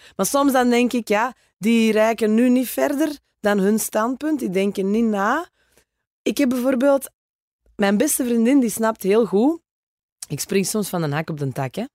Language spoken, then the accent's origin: Dutch; Oevel, Flanders, Belgium; accent: Kempen; also born or lived in Geel / Antwerp / Vorselaar / Herentals; ik ben geboren in Geel. Mijn ouders hebben altijd in Oevel gewoond als ik dan ehm, ben opgegroeid